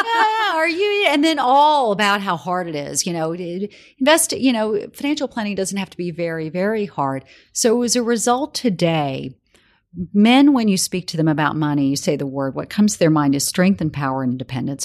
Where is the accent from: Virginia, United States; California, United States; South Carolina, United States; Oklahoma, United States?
South Carolina, United States; moved away as an adult; now in New York, United States; I grew up in South Carolina